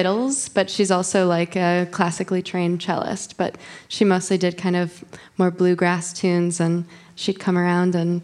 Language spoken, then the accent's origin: English; St. Joseph, Michigan, United States; I grew up in southwest Michigan on the lake in a town called St. Joseph